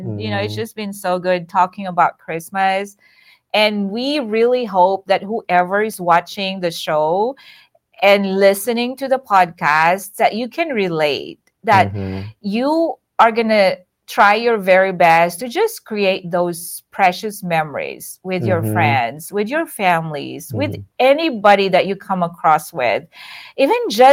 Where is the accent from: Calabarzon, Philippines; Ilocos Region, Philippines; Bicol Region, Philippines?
Ilocos Region, Philippines; Batac; moved away as an adult; also born or lived in Lubbock, Texas; now in United States; Batac, my hometown